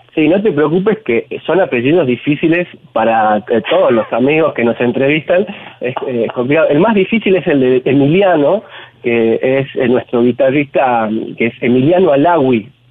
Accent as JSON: {"language": "Spanish", "region": "Tucumán", "country": "Argentina", "moved": "yes", "lives_now": "Salta, Argentina", "said": "yo soy tucumano, pero ya estoy radicado en Salta hace casi 15 años"}